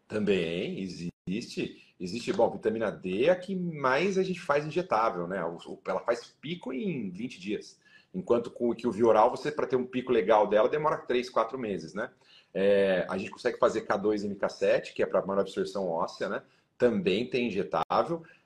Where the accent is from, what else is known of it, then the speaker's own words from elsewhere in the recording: Sorocaba, São Paulo, Brazil; A gente ia do interior, né? Sou de Sorocaba